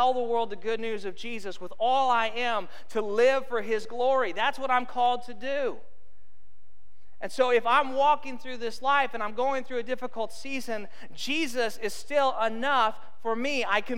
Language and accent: English; Arizona, United States; I grew up in Arizona